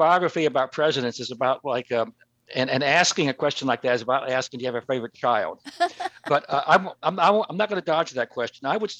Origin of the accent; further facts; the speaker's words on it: Oklahoma, United States; moved away as an adult; And I was born and raised in Oklahoma, one of the reddest of the red states.